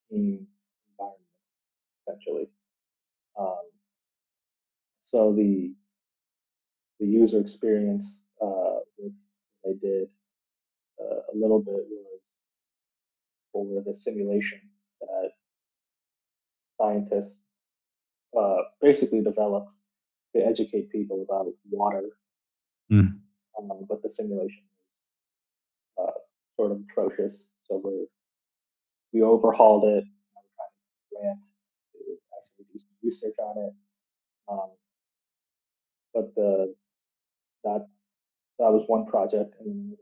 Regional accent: Canton, Ohio, United States; moved away as an adult; also born or lived in Arizona; I grew up in the Canton area, did all my schooling

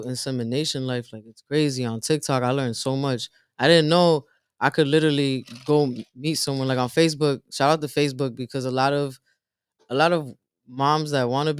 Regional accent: New Jersey, United States; up north where I'm from Jersey

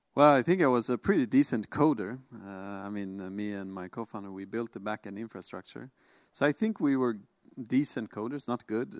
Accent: Sweden; born and raised in Sweden, as I am

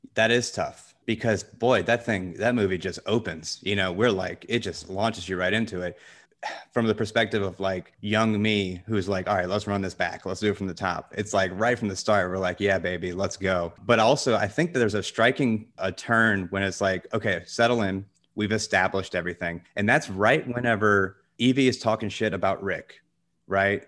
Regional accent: the South, United States; I grew up in the South, so I know guns

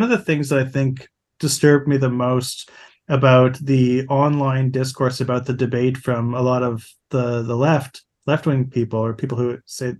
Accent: Toronto, Ontario, Canada; moved away as an adult; now in Winnipeg, Canada; I'm from Toronto and I did, you know, I worked in Toronto for several years. Before moving to Winnipeg

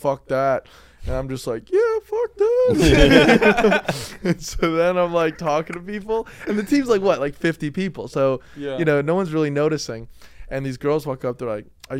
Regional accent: New Jersey, United States; moved away; I'm from Jersey.

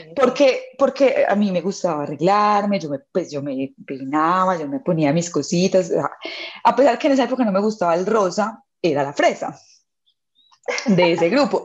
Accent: Colombia

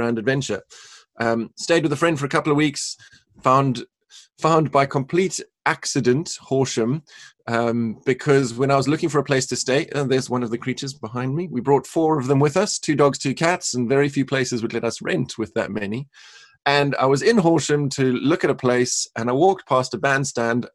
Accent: Cape Town, Western Cape, South Africa; moved away; also born or lived in North Carolina; So originally born and raised in Cape Town, South Africa

